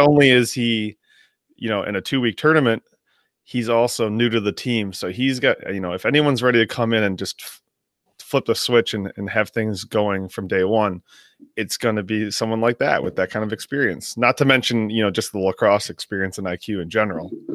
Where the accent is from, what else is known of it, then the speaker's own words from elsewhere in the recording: Midwest, United States; Growing up in the Midwest